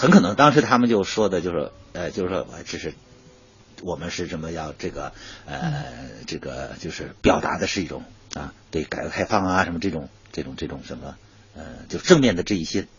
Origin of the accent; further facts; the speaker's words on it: Datong, Shanxi, China; 山西大同